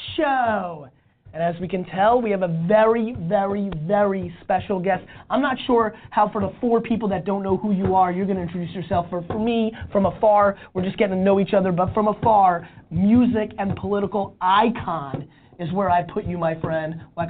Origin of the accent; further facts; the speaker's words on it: Belarus; born there; moved away; I was born in Belarus, in the former Soviet Union. Mm-hmm. We came here, we were super poor.